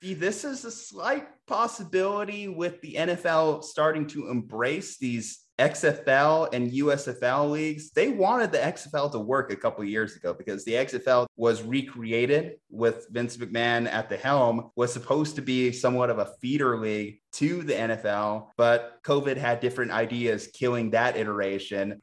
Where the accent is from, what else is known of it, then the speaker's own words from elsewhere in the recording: New Mexico, United States; being born and raised in New Mexico